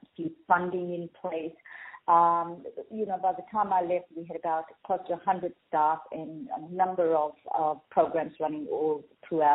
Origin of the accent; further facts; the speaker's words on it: Fiji; also born or lived in Minto, Australia; now in Australia; I'm actually Indian and I was born in Fiji.